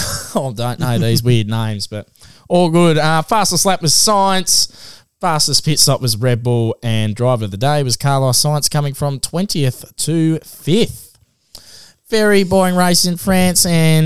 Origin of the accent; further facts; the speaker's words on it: Auckland, New Zealand; Oh, you say where you come from? Auckland, bruv. I come from Pakatani.